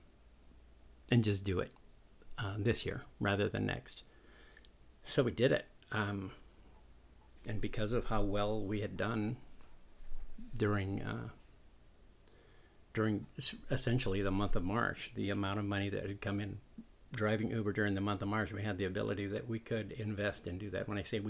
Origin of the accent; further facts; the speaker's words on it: San Diego, California, United States; also born or lived in Daytona; now in Daytona Beach, United States; I grew up in San Diego, a tourist town